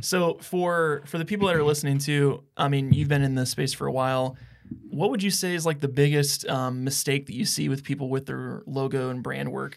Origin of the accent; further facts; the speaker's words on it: Houghton, Iowa, United States; also born or lived in West Point, Iowa; we're from West Point, well, Houghton